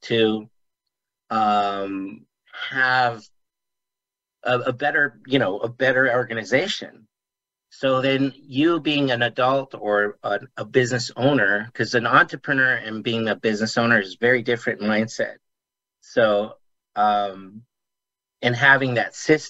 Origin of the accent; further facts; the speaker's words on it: Las Vegas, Nevada, United States; I live here in Las Vegas, Nevada. I grew up here in Las Vegas